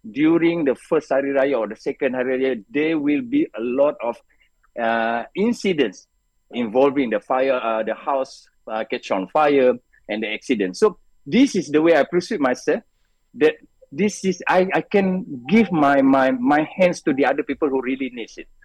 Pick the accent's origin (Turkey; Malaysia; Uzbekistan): Malaysia; Malacca; I only get six or seven uh, time to go back to, to my hometown no in Malacca